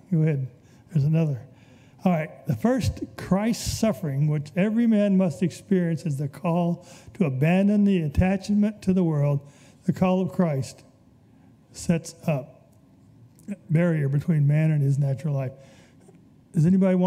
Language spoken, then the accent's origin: English; Birmingham, Alabama, United States; I was raised in Birmingham